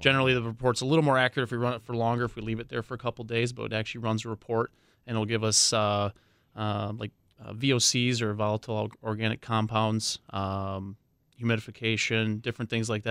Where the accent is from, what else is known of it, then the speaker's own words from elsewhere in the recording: Waukesha, Wisconsin, United States; I grew up right in Waukesha